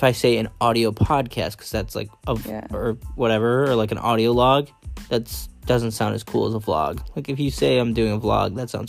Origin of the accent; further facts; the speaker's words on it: Syracuse, New York, United States; now in West Coast, United States; so I'm originally from Syracuse, New York, for anyone who doesn't know. And I'm now living out on the West Coast